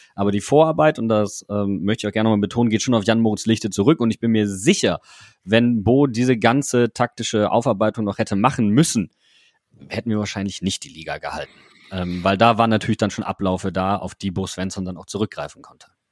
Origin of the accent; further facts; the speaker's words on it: Wuppertal, North Rhine-Westphalia, Germany; moved away as an adult; now in Mainz, Germany; ich komme nicht gebürtig aus Mainz, sondern ich komme aus Wuppertal gebürtig.